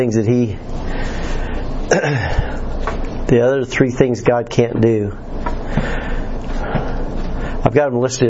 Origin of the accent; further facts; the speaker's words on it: United States; moved away; At the Putnam County Fair, my hometown, our Putnam County